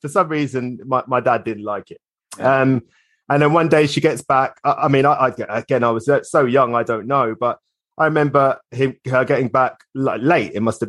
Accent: Islington, London, United Kingdom; born there; I was born in Islington, believe it or not.

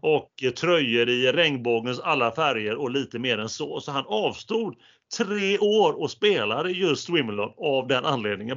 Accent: Gothenburg, Västra Götaland, Sweden; accent: Gothenburg dialect (göteborgska); det där är göteborgska. Men eh, på, på både dig och mig

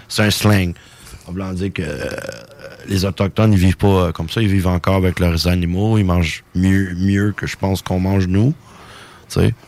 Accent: Iqaluit, Nunavut, Canada; moved away; also born or lived in Longueuil; J'ai grandi à Iqaluit

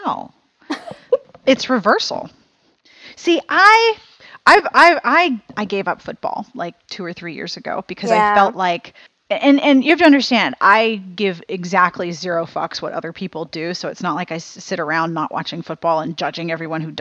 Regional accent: Pittsburgh, Pennsylvania, United States; moved away as an adult; also born or lived in South Carolina; when I was growing up in Pittsburgh, we didn't have Walmart

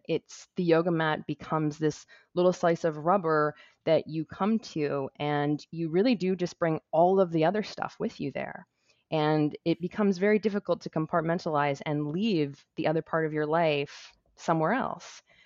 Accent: Toronto, Ontario, Canada; my hometown of Toronto, Ontario

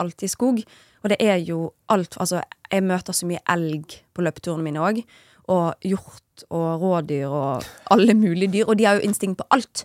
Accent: Bergen, Vestland, Norway; now in Oslo, Norway; jeg er jo en bergenser

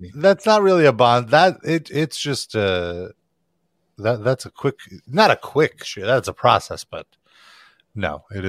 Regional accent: New York City, New York, United States; They know of my origins and that I grew up on the Brighton Beach.

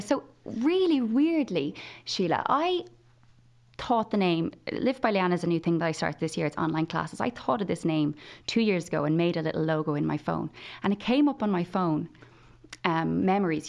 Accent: Limerick, Munster, Ireland; moved away as an adult; now in Kildare, Ireland; I was from Limerick. I'd never even probably stretched my legs outside Limerick at this point in my life.

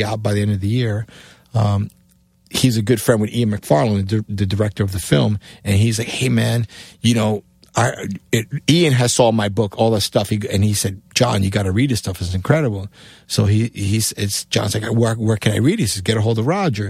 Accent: Cuba; moved away; also born or lived in New York; my accent, being A, coming from Cuba, B, in New York

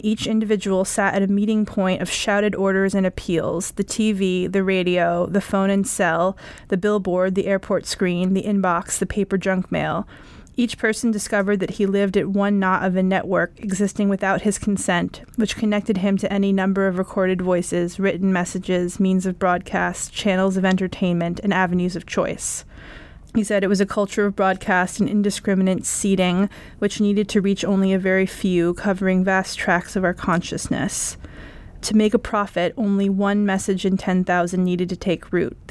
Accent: New York, United States; I grew up in New York

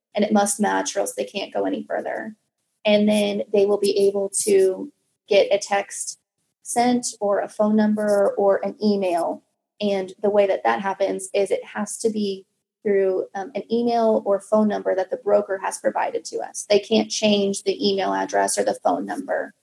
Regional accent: Kansas City, United States; moved away; I'm originally from Kansas City

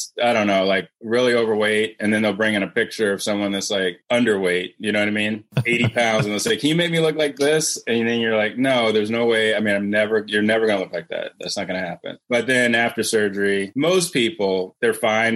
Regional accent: Cleveland, Ohio, United States; moved away as an adult; now in Atlanta, United States; I'm from Cleveland

